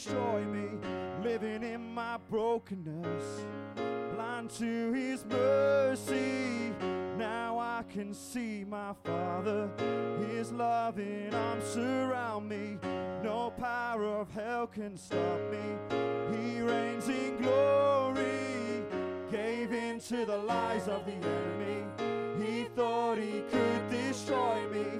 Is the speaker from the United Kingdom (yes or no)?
yes; Bedford, East of England, United Kingdom; I'm 24, I'm from Bedford.